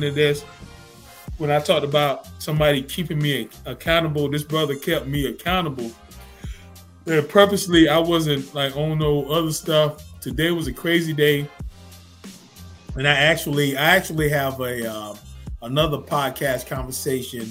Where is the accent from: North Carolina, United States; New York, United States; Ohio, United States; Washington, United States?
North Carolina, United States; we're both from North Carolina